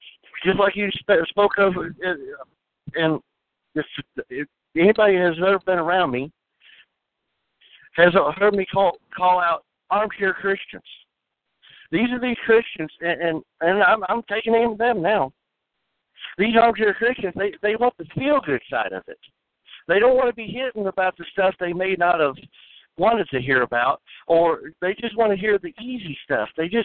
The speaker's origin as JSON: {"language": "English", "town": "Springfield", "region": "Missouri", "country": "United States", "said": "I'm from Springfield, Missouri."}